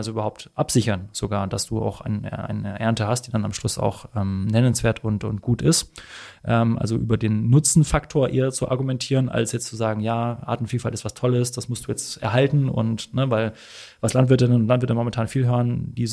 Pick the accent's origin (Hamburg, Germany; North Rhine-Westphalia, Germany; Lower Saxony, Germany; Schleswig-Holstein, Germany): Hamburg, Germany; also als Hamburger haben wir, wie gesagt, das äh, alte Land vor den Toren.